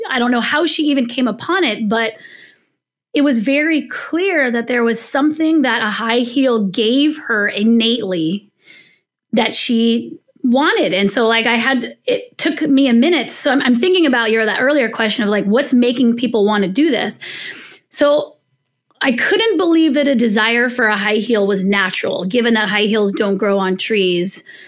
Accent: California, United States; I'm from the West Coast, I was born in California

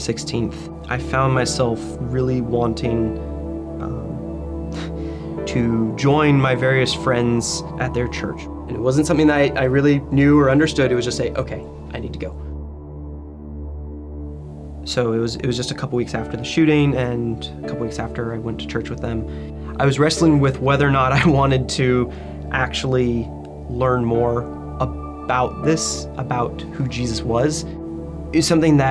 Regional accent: Central Virginia, United States; I was born in 1985 in Central Virginia.

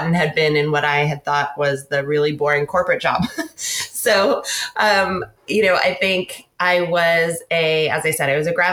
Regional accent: Seattle, Washington, United States; also born or lived in San Francisco / London / New York; now in San Luis Obispo, United States; I grew up mostly on the West Coast in Seattle, went to school in California

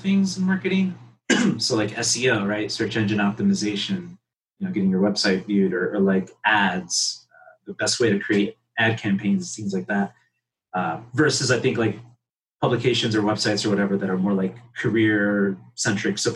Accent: Chicago, Illinois, United States; I'm from Pilsen. So there's a huge like art community here

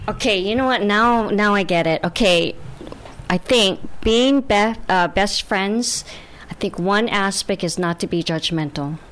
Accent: Hawaii, United States; I'm from Hawaii

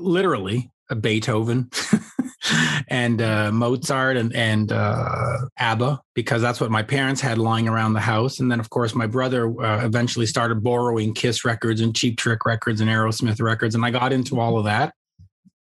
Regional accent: Montreal, Quebec, Canada; I grew up on the outskirts of Montreal, in the suburbs of Montreal

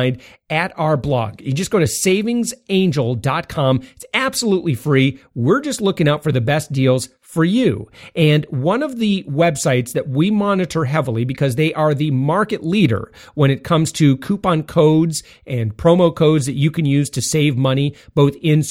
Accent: west side of Michigan, United States; moved away as an adult; now in Central Florida, United States; I'm from Michigan.

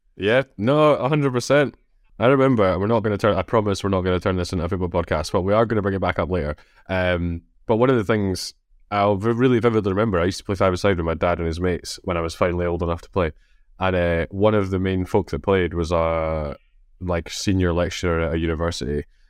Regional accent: Scotland, United Kingdom; accent: Scottish

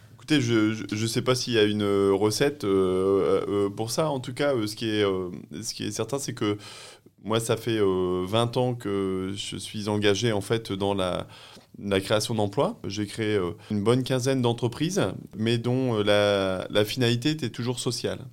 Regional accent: Pas-de-Calais, Hauts-de-France, France; je suis né dans le Pas-de-Calais, enfin j'ai grandi dans le Pas-de-Calais

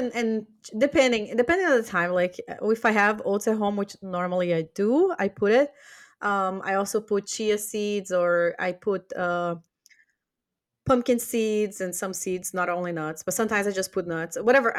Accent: Brazil; English is a second language; I can't eat Brazilian nuts. And it's funny because I'm from Brazil.

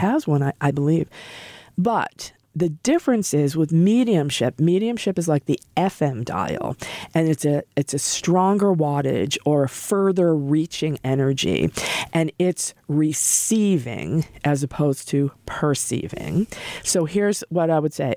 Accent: Norwood, Massachusetts, United States; moved away as an adult; also born or lived in Norfolk / California; I'm a local person. I grew up in Norwood

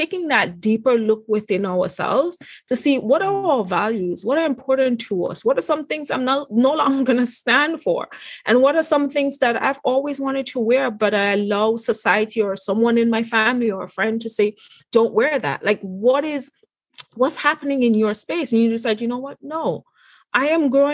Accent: Antigua & Barbuda; moved away as an adult; now in United States; my background of, you know, growing up in the Caribbean.

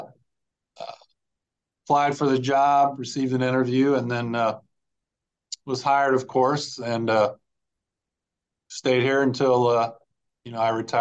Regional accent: Marion, Illinois, United States; moved away as an adult; also born or lived in Mahomet-Seymour, Illinois; I call it my hometown where my parents live, my dad retired from, I graduated from high school there

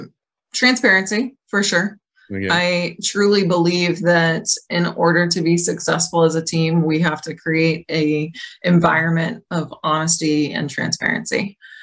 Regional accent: Boston, Massachusetts, United States; because we all know I'm from Boston.

